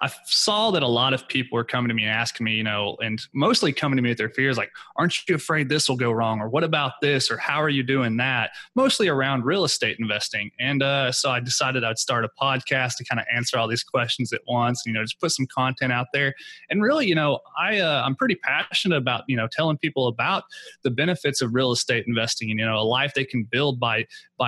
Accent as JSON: {"language": "English", "region": "Oklahoma", "country": "United States", "tie": "born or raised there", "moved": "yes", "lives_now": "Houston, United States", "said": "I currently live in Houston, Texas. I'm from Oklahoma. That's my home market."}